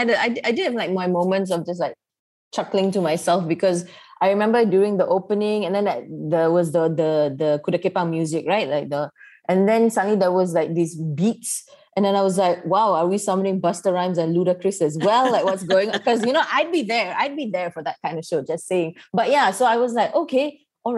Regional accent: Malaysia; as we're both Malaysian

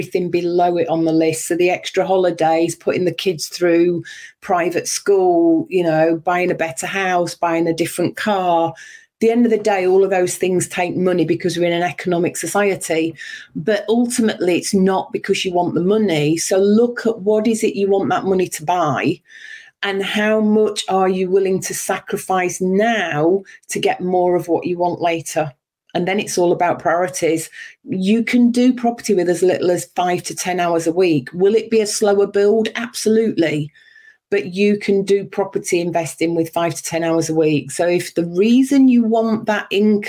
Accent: Yorkshire and the Humber, United Kingdom; moved away as an adult; also born or lived in Berkshire; I was born in Yorkshire, and at the age of 19, just shy of 20, I moved down south to get a job

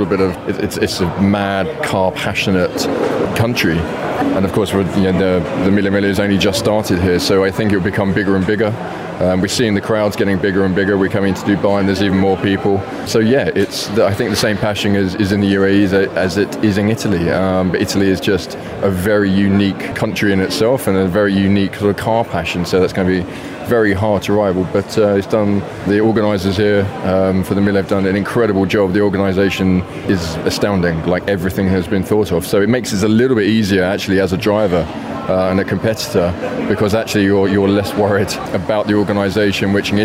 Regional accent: England, United Kingdom; We're English.

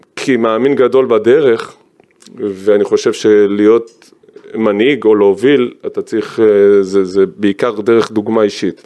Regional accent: Givatayim, Tel Aviv District, Israel; born or raised there

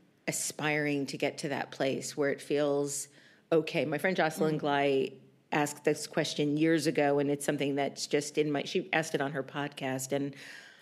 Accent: New York, United States; moved away as an adult; now in Los Angeles, United States; I'm a diehard New Yorker. I've lived in New York my entire life

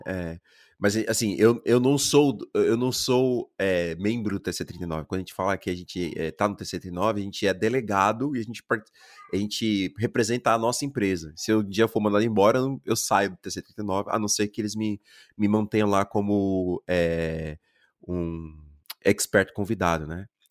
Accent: Brazil; moved away as an adult; also born or lived in Germany; como brasileiro

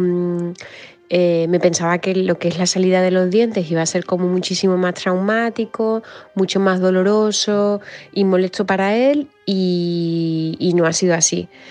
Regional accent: Madrid, Community of Madrid, Spain; soy de Madrid

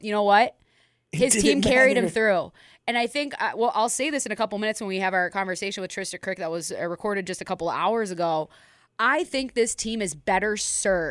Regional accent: Minnesota, United States; moved away as an adult; my hometown community that I've been not part of basically for the better part of 3 years

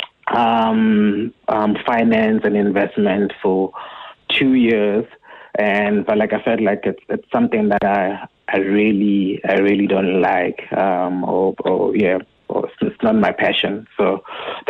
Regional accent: Tsakane, Gauteng, South Africa; also born or lived in Wattville, Ekurhuleni / Johannesburg; I was born in Watville, which is like a small township in Ekurhuleni. And then my family moved to Tsakane

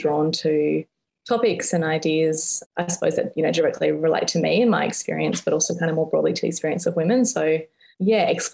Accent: Perth, Western Australia, Australia; moved away as an adult; now in Melbourne, Australia; I'm originally from Perth. I moved to Melbourne about 12-ish, 13-ish years ago. So the beach was a big part of my life growing up and is still something that I really miss about Perth

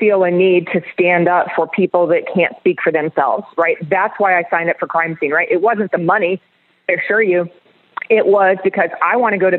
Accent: Orlando, Florida, United States; I was born in Orlando. Orlando is my heart.

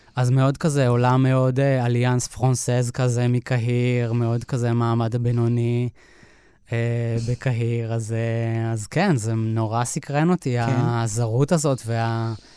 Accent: Moshav Ganot Hadar, near Netanya, Central District, Israel; also born or lived in Montreal, Canada; אני גדלתי במושב ליד נתניה

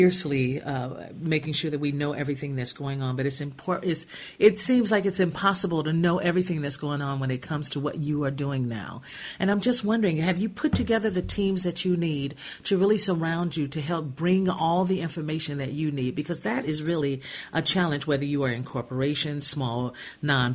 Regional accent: Gary, Indiana, United States; I grew up in Gary, Indiana

